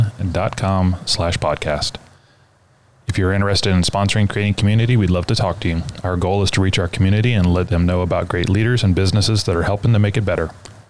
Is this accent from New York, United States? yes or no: no; Brazoria County, Texas, United States; As Brazoria County natives.